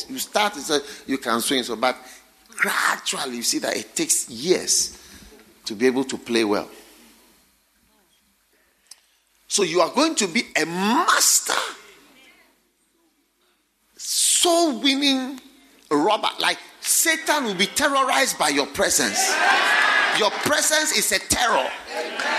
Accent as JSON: {"language": "English", "country": "Ghana", "tie": "born or raised there", "said": "when I grew up in Ghana"}